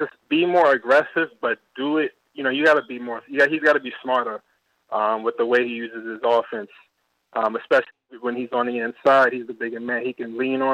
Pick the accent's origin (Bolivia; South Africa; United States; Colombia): United States; New York City, New York; now in Chicago, United States; I'm originally from Brooklyn